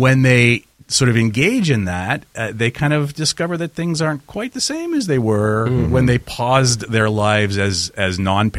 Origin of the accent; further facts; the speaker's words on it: Winnipeg, Manitoba, Canada; I grew up in the People's Republic of Charleswood.